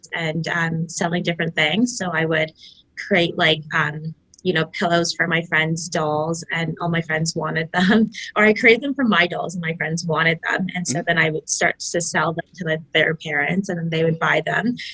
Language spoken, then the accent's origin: English; Markham, Ontario, Canada; I grew up in Toronto, or I'd say like Markham, Ontario, smaller town